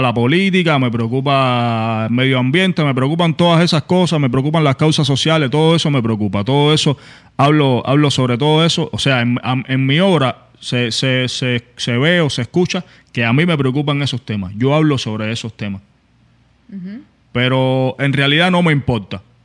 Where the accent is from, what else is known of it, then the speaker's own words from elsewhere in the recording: Cuba; moved away; lo que pasa en mi país, que son 60 años de dictadura.